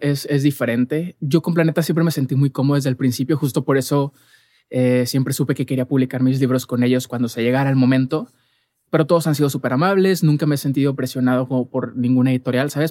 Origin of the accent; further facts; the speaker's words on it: Monterrey, Nuevo León, Mexico; yo soy de Monterrey